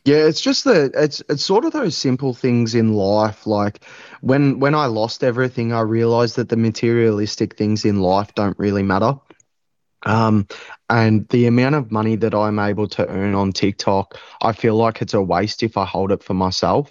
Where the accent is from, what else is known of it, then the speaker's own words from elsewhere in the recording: Maui, Victoria, Australia; I grew up around Maui. I was raised around Maui.